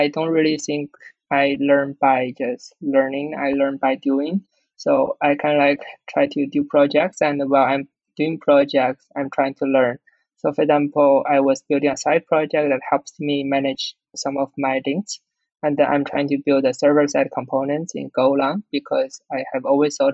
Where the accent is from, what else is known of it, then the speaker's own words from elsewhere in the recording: China; English is a second language; I speak Chinese, of course. I'm born in China